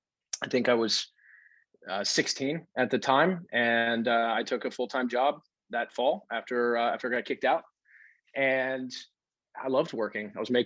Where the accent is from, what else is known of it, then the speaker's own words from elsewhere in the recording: New England, United States; I grew up in New England. And so I was really much more of an outdoors guy than I am today, simply because it was my backyard.